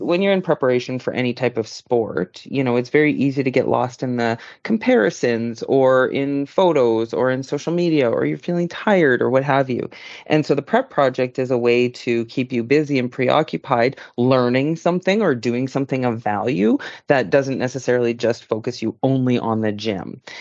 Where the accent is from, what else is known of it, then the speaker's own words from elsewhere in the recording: Yukon, Canada; moved away; until I moved away from the Yukon and down south